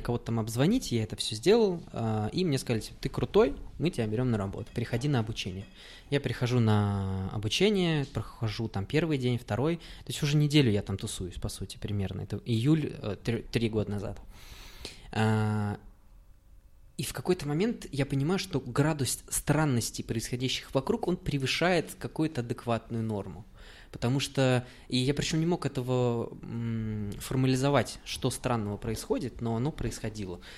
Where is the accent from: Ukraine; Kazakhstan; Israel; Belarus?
Kazakhstan; Uralsk, West Kazakhstan Region; now in Saint Petersburg, Russia; я из Уральска